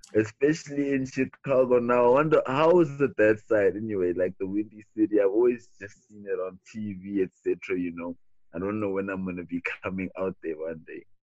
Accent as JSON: {"language": "English", "town": "Cape Town", "region": "Western Cape", "country": "South Africa", "said": "I'm originally from Cape Town, South Africa"}